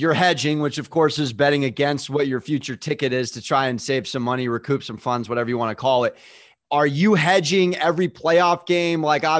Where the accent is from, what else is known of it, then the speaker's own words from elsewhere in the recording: San Diego, California, United States; I'm born and raised in San Diego.